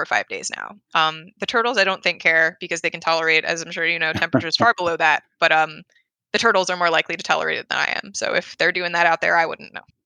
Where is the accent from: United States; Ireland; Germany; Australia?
United States; Philadelphia, Pennsylvania; moved away; I'm from Philadelphia